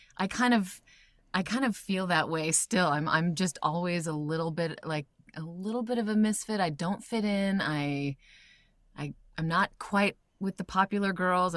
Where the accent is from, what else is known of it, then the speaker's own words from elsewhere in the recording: Albuquerque, New Mexico, United States; also born or lived in Iowa; I was born in Albuquerque and then, but sort of simultaneously grew up in Iowa as well